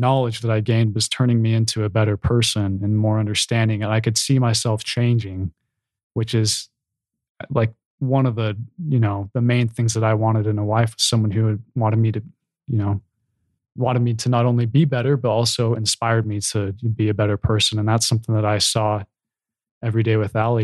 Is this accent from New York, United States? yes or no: no; Provo, Utah, United States; growing up in Provo